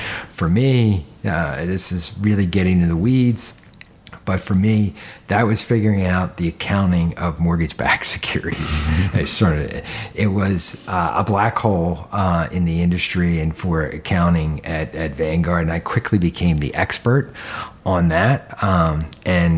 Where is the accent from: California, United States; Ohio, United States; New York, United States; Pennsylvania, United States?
Pennsylvania, United States; Philadelphia; I grew up in suburban Philadelphia